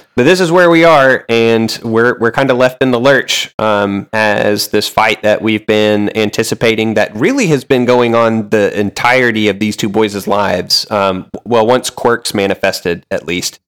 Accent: the South, United States; I am from the South, I've lived in the South

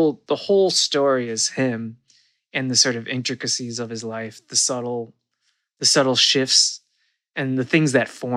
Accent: Midwest, United States; moved away as an adult; I've come back to the Midwest. I grew up in the Midwest, but I did move away and live.

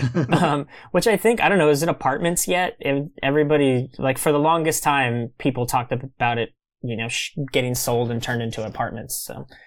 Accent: Kingsville, Texas, United States; moved away; also born or lived in New York City; Kingsville is my hometown

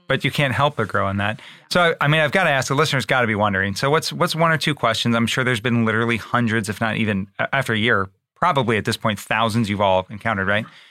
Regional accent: Baltimore, Maryland, United States; moved away; I grew up in Baltimore

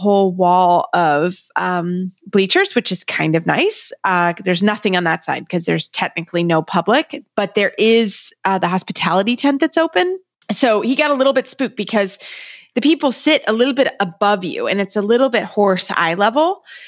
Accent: Kentucky, United States; I'm from Kentucky

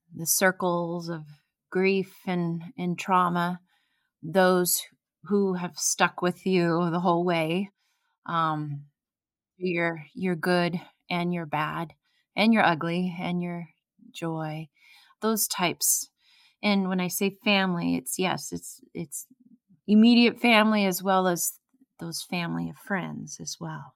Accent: Oregon, United States; here I am from Oregon

